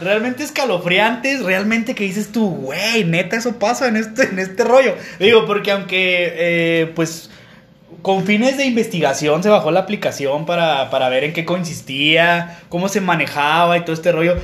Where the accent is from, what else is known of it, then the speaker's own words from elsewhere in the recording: Mexico; Somos, nosotros somos de, de, de Villajuárez, de, Jardines de Oriente y de, y de Chihuahua